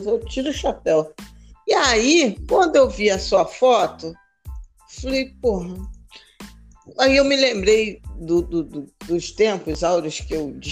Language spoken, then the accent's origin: Portuguese; Rio de Janeiro, Brazil; Morei alguns anos na, na Vila da Penha, mas sou da Penha